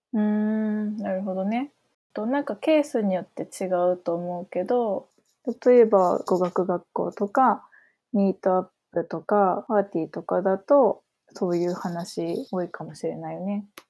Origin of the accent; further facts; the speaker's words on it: Matsuyama, Ehime, Japan; 私は生まれも育ちも松山なんだけど